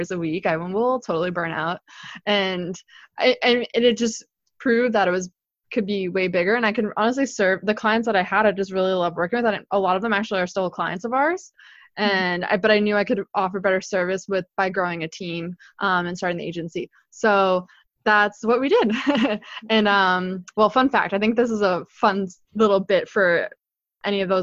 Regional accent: Boston, Massachusetts, United States; also born or lived in New Hampshire; I'm based here, born and raised in Boston

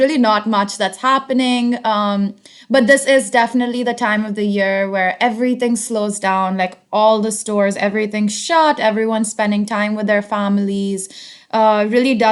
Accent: Hyderabad, Telangana, India; moved away as an adult; also born or lived in United States; now in Berlin, Germany; I grew up in Hyderabad, which is in the southern part of India

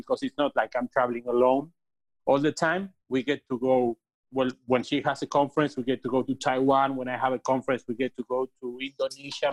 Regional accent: Argentina; I was born here in Argentina

